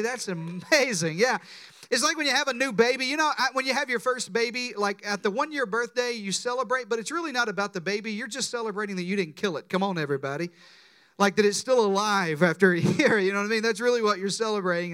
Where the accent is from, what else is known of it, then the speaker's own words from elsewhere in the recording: Deep South, United States; I was raised in the Deep South